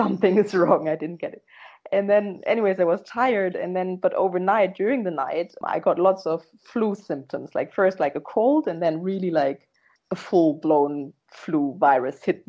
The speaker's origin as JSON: {"language": "English", "country": "Germany", "tie": "born or raised there", "moved": "as an adult", "lives_now": "Netherlands", "said": "I am born in Germany. I'm half German and half Ghanaian. My last name and my father and half of my family are Ghanaian. And I grew up in Germany"}